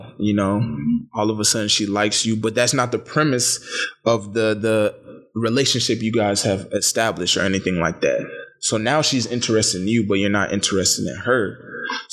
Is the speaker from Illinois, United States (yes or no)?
no; Dallas, Texas, United States; I'm from Dallas, Texas.